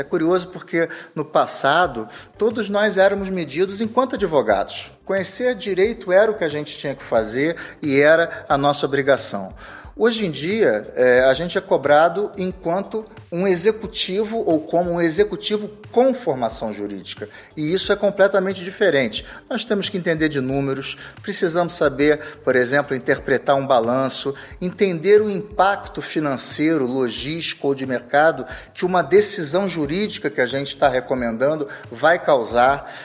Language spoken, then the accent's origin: Portuguese; Rio de Janeiro, Brazil; eu sou carioca